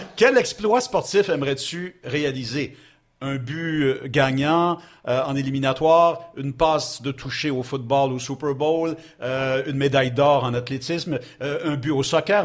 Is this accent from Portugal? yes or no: no; Montreal, Quebec, Canada; Je suis né à Ville-Saint-Laurent et, euh, j'ai ben, passé beaucoup de temps parce que mes, mes deux familles d'origine euh, sont de Ville-Saint-Laurent